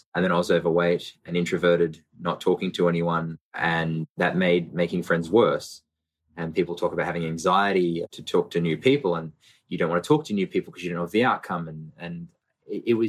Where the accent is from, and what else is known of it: Brisbane, Queensland, Australia; born or raised there; also born or lived in Melbourne